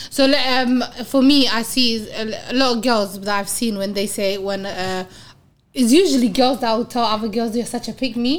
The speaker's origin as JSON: {"language": "English", "region": "London", "country": "United Kingdom", "said": "every time I tell people I'm from South, oh my God, you're from the ghetto."}